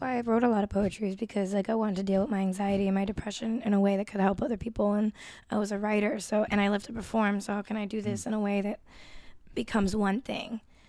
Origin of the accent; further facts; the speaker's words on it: Boston, Massachusetts, United States; also born or lived in Puerto Rico (parents); I'm High Park.